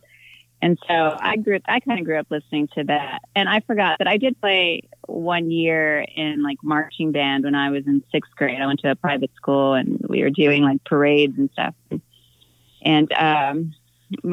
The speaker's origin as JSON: {"language": "English", "region": "Texas", "country": "United States", "said": "Texas, where I'm from"}